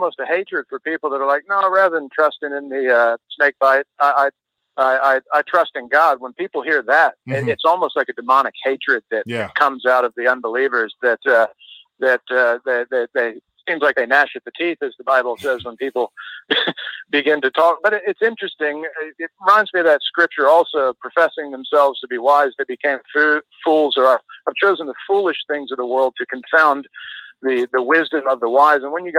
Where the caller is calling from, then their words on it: Brisbane, Queensland, Australia; Hey, Mike. … in Brisbane.